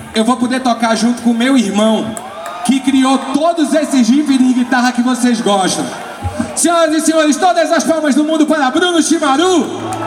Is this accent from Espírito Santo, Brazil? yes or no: no; Pernambuco, Brazil; como pernambucano, a gente vem aqui desde criança